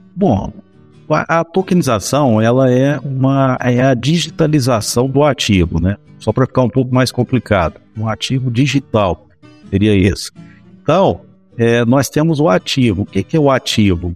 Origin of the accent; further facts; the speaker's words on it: Goiás, Brazil; eu sou goiano original, goianão mesmo e com a goianidade no sangue também